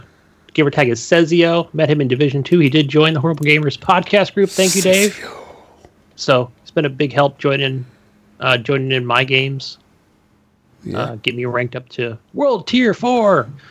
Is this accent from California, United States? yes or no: yes; the Bay Area, California, United States; I was from the Bay Area